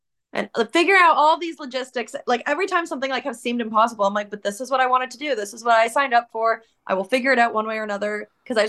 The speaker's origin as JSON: {"language": "English", "country": "Canada", "said": "I'm from Canada"}